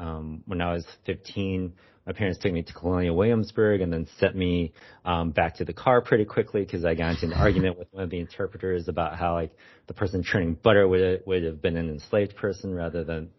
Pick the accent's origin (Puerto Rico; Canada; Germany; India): Germany; My ancestors are from China. And so growing up in Germany, like it was like this very unique experience that I hadn't really seen in literature before.